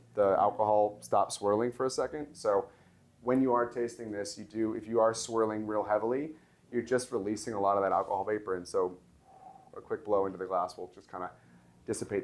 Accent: Los Angeles, California, United States; this is from my hometown, this is from LA, where I grew up

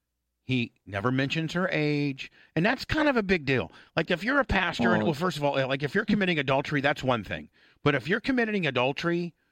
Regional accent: Warsaw, Indiana, United States; And so here, this is my hometown, Warsaw, Indiana.

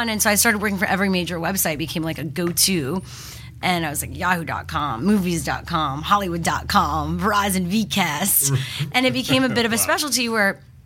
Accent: Montreal, Quebec, Canada; moved away; I grew up in Montreal

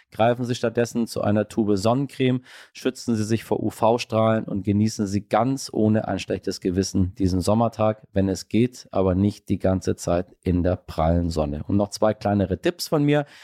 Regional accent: Iran; born there; Das sage ich Ihnen äh, als gebürtiger Iraner.

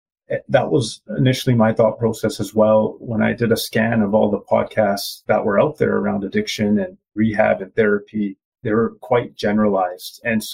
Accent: Canada; born there; I am East Indian. I was born in Canada, and my mom and dad are from India, and the culture we follow is Punjabi.

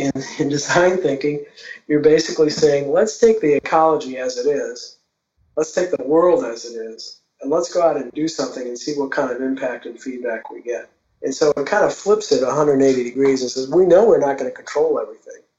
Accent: New Orleans, Louisiana, United States; moved away; my hometown of New Orleans

